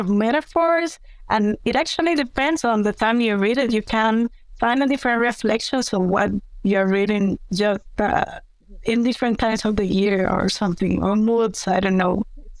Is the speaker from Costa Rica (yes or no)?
yes; Costa Rica; also born or lived in United Kingdom; Sure. Well, I am from Costa Rica. I'm an environmental engineer.